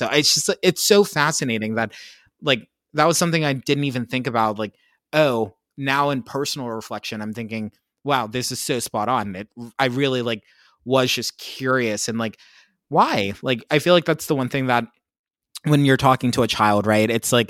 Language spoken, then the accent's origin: English; Pennsylvania, United States; I grew up in Pennsylvania.